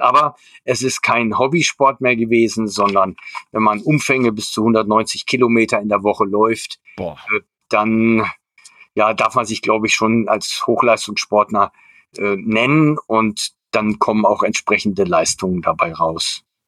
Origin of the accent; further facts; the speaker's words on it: Germany; Also ich bin in der Kurpfalz aufgewachsen